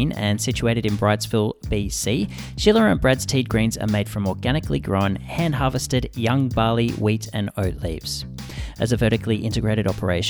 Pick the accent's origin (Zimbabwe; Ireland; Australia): Australia; I'm Australian, obviously.